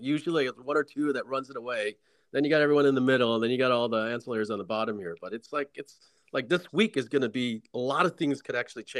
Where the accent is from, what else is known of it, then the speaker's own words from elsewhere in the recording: Syracuse, New York, United States; moved away; Dude, I'm from Syracuse, man. I grew up with 110 inches of snow.